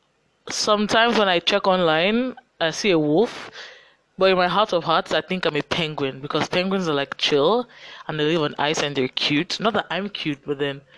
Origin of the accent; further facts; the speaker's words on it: Lagos, Nigeria; accent: Nigerian; I'm growing up in Lagos. It's a state in Nigeria. Many of you that are listening know already from my accent that I am Nigerian and I live in Lagos